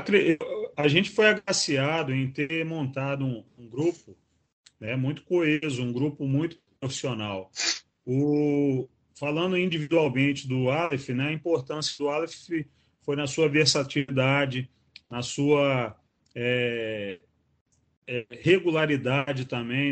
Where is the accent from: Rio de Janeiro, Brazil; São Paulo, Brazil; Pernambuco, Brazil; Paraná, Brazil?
Rio de Janeiro, Brazil; São João da Barra; now in Natal, Brazil; eu sou de São João da Barra, que é estado do Rio, de, é, próximo a Campos dos Goitacazes, mas já estou aqui em Natal há 17 anos